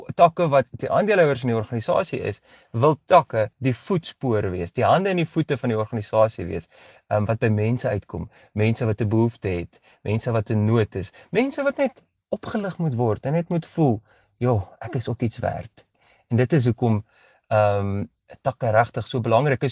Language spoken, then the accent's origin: Afrikaans; Pretoria, Gauteng, South Africa; now in Bloemfontein, South Africa; ek is eintlik oorspronklik van Pretoria af. Ek is 'n Pretoriaaner